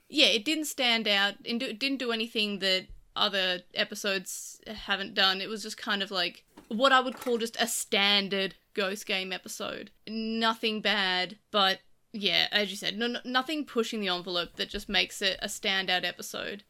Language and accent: English; Australia; I'm Australian.